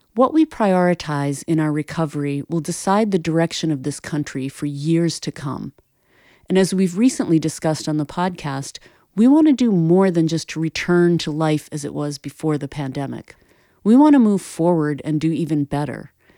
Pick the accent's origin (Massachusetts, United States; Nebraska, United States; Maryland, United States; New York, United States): Massachusetts, United States; my home state of Massachusetts